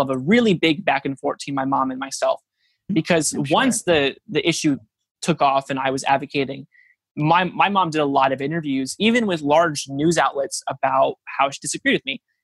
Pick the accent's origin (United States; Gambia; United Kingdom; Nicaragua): United States; Norwalk; my hometown of Norwalk, which is a really small town